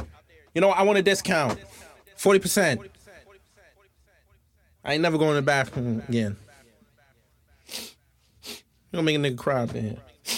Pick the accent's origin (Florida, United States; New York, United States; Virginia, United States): New York, United States; Long Island; I am from Long Island, New York, via the J Train.